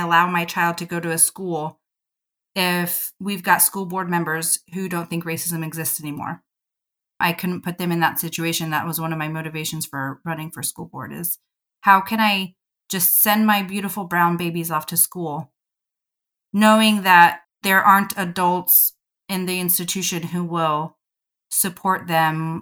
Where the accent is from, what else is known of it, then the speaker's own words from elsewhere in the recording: Southern California, United States; I grew up in Southern California